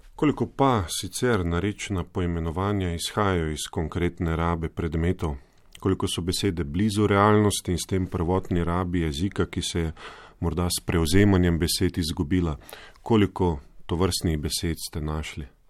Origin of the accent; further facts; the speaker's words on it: Slovenia; Slovenci smo